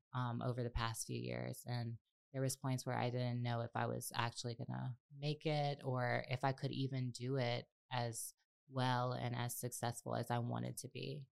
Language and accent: English; New Orleans, Louisiana, United States; I'm from New Orleans